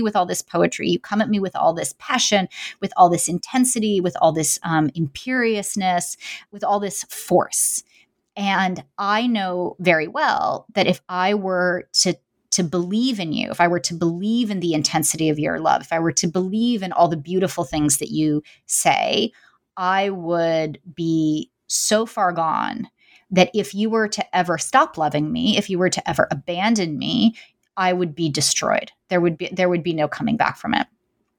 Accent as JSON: {"language": "English", "town": "New York City", "region": "New York", "country": "United States", "said": "I mean, I'm from New York City, you know, and I was a young child during the 90s"}